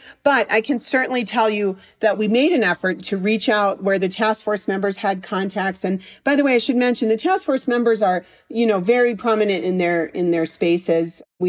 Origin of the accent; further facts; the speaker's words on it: Chicago, Illinois, United States; also born or lived in Washington, D.C.; And I lived in, I'm from Chicago, and then I lived in Washington, D.C. for many years